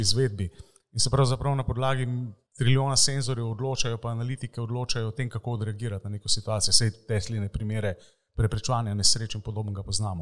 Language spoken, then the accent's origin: Slovenian; Slovenia